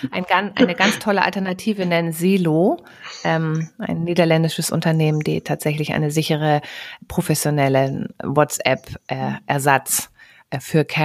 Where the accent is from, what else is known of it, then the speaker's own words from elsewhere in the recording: Lower Saxony, Germany; ich komme aus der Gegend von Worpswede.